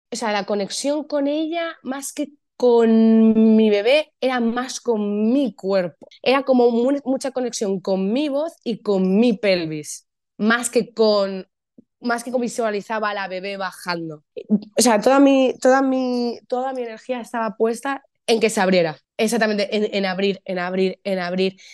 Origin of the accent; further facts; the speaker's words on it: Madrid, Community of Madrid, Spain; soy actriz, eh, soy de Madrid, vivo en Madrid